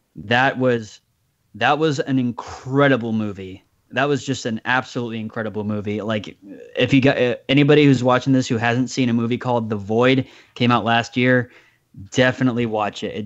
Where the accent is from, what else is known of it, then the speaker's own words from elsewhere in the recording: United States; as an American citizen